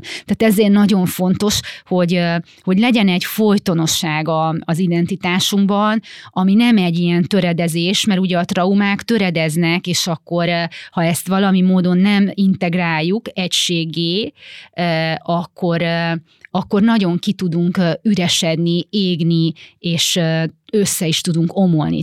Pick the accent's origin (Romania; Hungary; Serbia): Romania; gyerekkorom a Ceausescu Romániájában, ahol ugye a, a szüleim ingáztak